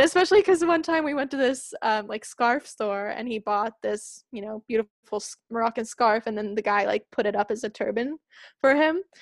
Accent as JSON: {"language": "English", "town": "Espoo", "region": "Uusimaa", "country": "Finland", "second_language": "English", "said": "I'm from Espoo"}